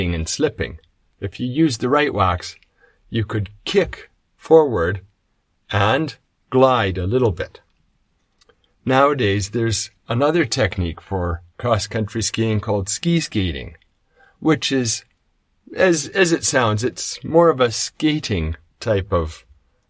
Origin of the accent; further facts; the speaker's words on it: Canada; I come from Canada, so when I was growing up, we did cross-country skiing